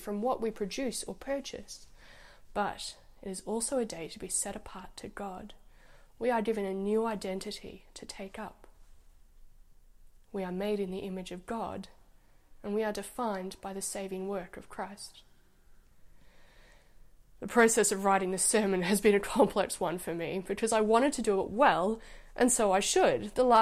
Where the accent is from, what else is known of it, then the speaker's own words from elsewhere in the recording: Egypt; moved away; When I grew up in Egypt, the weekend was Friday and Saturday